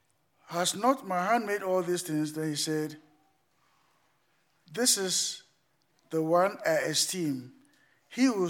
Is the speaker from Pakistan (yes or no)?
no; Ghana; moved away